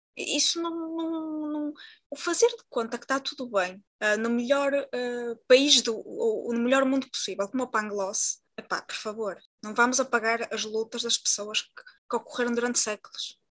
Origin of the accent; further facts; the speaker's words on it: Portugal; enquanto uma mulher da etnia predominante em Portugal